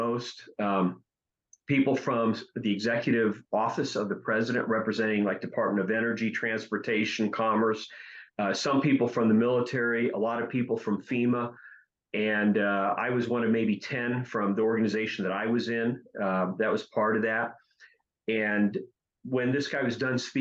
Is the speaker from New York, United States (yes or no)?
no; Ohio, United States; I was born in Ohio.